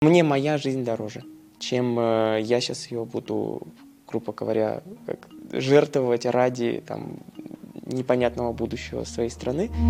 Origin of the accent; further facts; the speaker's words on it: Russia; moved away as an adult; now in Narva, Estonia; Это уже в гимназии я понимал, что я хочу уехать из России